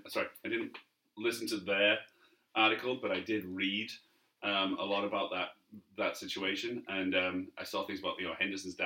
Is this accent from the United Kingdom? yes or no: yes; Barrow-in-Furness, North West England, United Kingdom; Barrow, my hometown team.